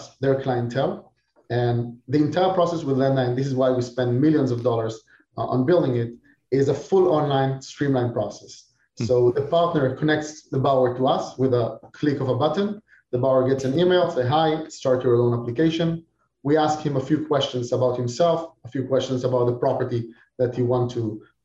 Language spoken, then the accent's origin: English; Israel; moved away as an adult; now in Florida, United States; I'm originally from Israel. Now, of course, I live here in Florida